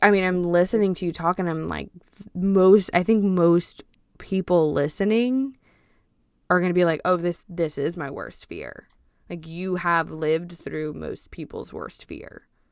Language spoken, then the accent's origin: English; Cajun, Louisiana, United States; I'm Cajun